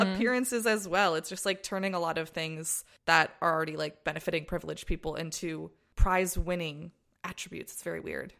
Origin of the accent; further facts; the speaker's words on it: United States; when I was growing up in the States.